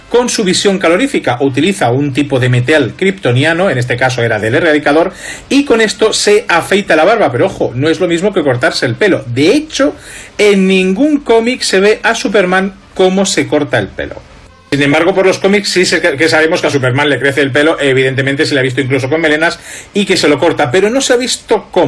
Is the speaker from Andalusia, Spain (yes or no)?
yes; Andalusia, Spain; Sí, se lo voy a dar a mi tierra, hombre, a ver si remontamos un poquito.